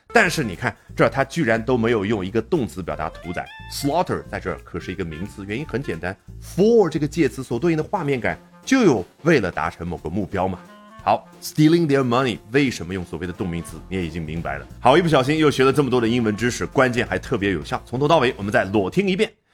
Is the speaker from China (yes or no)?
yes; China; 我们中国人